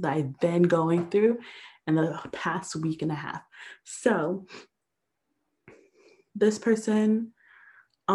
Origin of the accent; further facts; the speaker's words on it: Atlanta, Georgia, United States; moved away; also born or lived in San Francisco / Los Angeles; I'm from Atlanta.